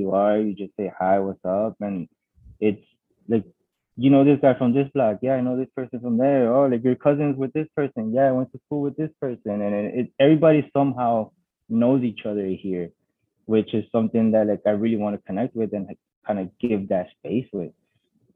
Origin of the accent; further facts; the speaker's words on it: Chicago, Illinois, United States; I was born and raised in Chicago